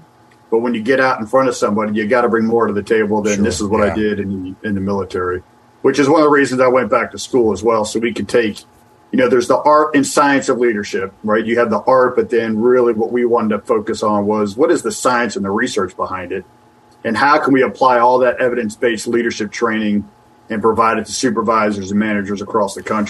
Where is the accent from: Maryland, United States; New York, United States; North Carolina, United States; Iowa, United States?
Maryland, United States; Annapolis; also born or lived in West Virginia; I grew up in Annapolis